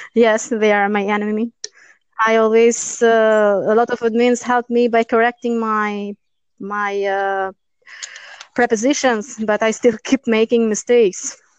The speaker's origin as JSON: {"language": "English", "town": "Durrës", "region": "Durrës County", "country": "Albania", "tie": "born or raised there", "second_language": "English", "moved": "as an adult", "lives_now": "Italy", "said": "my hometown is Durres"}